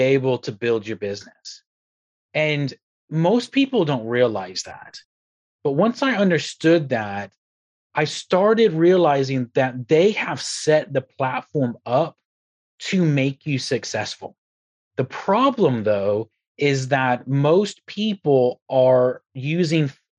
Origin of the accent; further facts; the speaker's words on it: Texas, United States; also born or lived in Republic of Ireland; now in United Kingdom; I'm originally from Texas, by the way, moved to the Republic of Ireland, and then I'm here in the UK now.